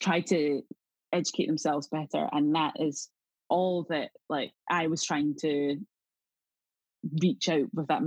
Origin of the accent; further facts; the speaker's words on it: South Queensferry, Scotland, United Kingdom; accent: Scottish; I grew up in Edinburgh, or just outside of Edinburgh, in a place called South Queens Ferry.